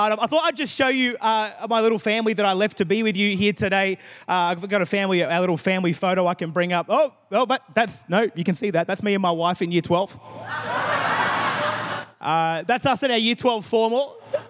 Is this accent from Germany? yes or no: no; Adelaide, South Australia, Australia; I am from God's favourite city in Australia, Adelaide, South Australia